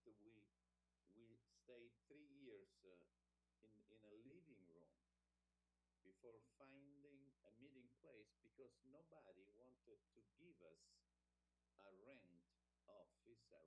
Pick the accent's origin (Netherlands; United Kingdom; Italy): Italy; Rome, Lazio; English is a second language; also born or lived in Florida; I was born in Rome. In 1953, this year, I turned 70.